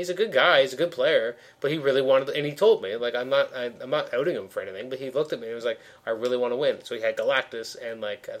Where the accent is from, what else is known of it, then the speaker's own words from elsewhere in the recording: Toronto, Ontario, Canada; we're actually from Toronto.